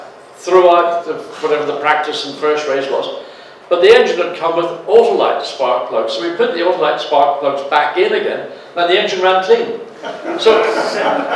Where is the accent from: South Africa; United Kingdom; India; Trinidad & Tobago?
United Kingdom; Northern Ireland; growing up in Northern Ireland, racing in what was very much club racing